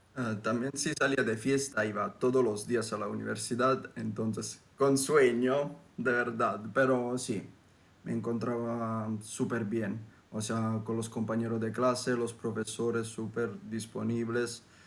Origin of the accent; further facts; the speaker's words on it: Southern Italy, Italy; Spanish is a second language; yo vengo desde el sur de Italia